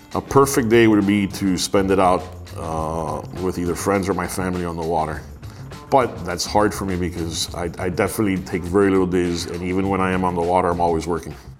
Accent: United States; accent: Miami; also born or lived in Miami; I was born in the US, I'm American

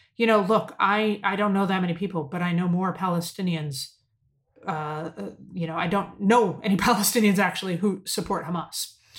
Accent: United States; as an American, as an American Jew

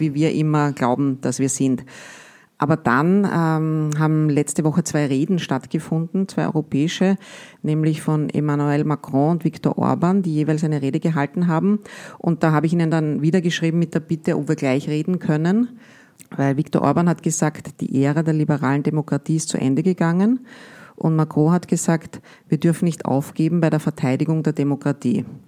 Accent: Austria; wir als Österreicher

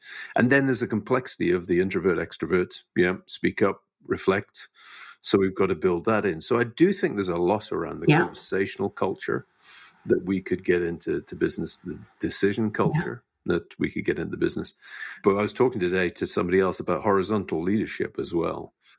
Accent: United Kingdom; I was using sarcasm as a British person would.

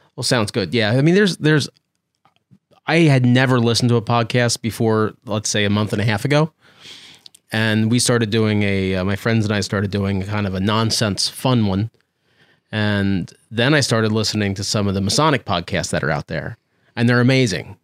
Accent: Pennsylvania, United States; also born or lived in Lancaster, Pennsylvania; we we're from Pennsylvania

